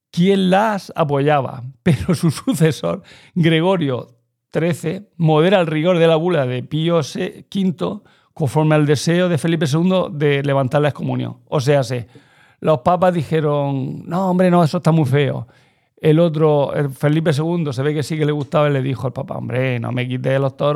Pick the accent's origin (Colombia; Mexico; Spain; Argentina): Spain; Yo es que soy indigenista, pero español. Soy Ibero.